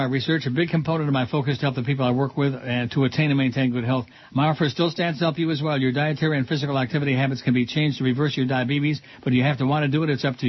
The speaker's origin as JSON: {"language": "English", "region": "the South", "country": "United States", "tie": "born or raised there", "said": "I grew up in the South eating beef or chicken every day, lots of eggs, cheese, and ice cream, and drinking a lot of milk."}